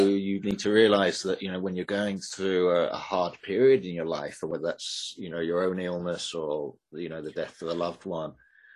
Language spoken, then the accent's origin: English; England, United Kingdom; I'm English, but obviously I spend a lot of time in the US